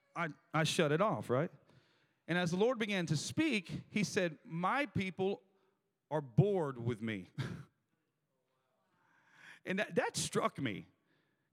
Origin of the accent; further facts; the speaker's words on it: Tampa, Florida, United States; moved away as an adult; now in Tennessee, United States; I'm from Tampa, Florida